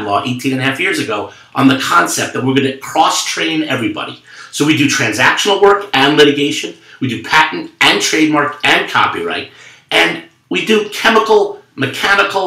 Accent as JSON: {"language": "English", "region": "New York", "country": "United States", "tie": "born or raised there", "said": "a Jewish kid growing up in New York"}